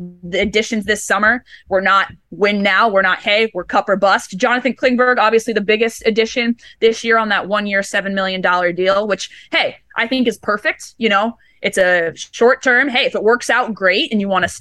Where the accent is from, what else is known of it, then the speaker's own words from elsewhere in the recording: Southern California, United States; moved away as an adult; now in Buffalo, United States; I grew up in California. I grew up in ice rinks in California